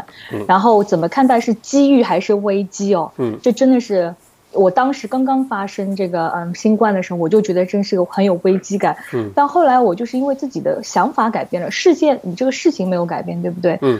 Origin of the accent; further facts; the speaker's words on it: China; 除了 Donald Trump，除了 Donald Trump，他一定会怪我们中国人。